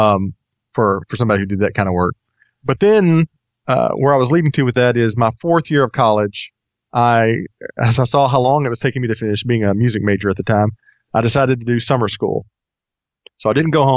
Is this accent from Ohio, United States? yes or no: no; Texas, United States; moved away as an adult; now in Atlanta, United States; I grew up in Texas, lived there until about 4 years ago